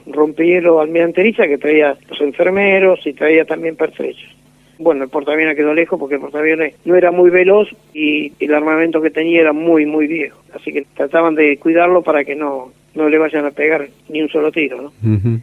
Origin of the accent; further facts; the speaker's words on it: Las Flores, Buenos Aires Province, Argentina; moved away as an adult; now in La Plata, Argentina; yo nací en Las Flores, vivía ahí pasando Manuel Benzo Paz, cruzaba la ruta